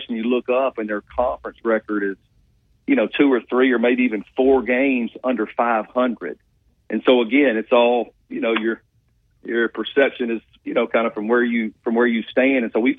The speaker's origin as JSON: {"language": "English", "town": "Montgomery", "region": "Alabama", "country": "United States", "tie": "born or raised there", "said": "I know the young lady was from Montgomery, which is my hometown."}